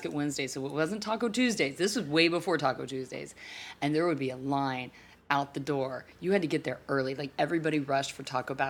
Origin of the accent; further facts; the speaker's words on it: Texas, United States; moved away; I am originally from Texas, and I still have all of my family living in Texas, and so many of my friends, well, you know, people I know that I grew up